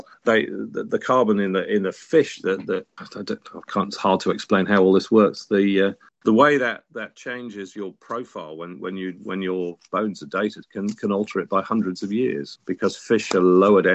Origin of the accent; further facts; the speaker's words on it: Sheffield, Yorkshire and the Humber, United Kingdom; I was born a little way up the road in Sheffield